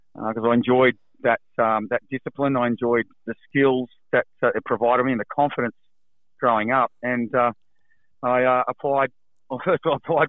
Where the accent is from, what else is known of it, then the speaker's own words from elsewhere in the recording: Central Coast, New South Wales, Australia; also born or lived in Dubbo; Originally grew up on the Central Coast, actually